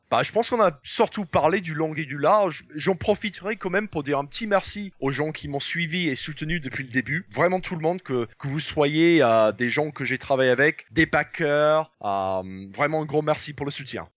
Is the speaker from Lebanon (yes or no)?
no; England, United Kingdom; French is a second language; also born or lived in Paris, France; now in France; en tant qu'anglais, le dimanche, c'est un peu le journée où on prend tous un gros repas ensemble autour de la table en famille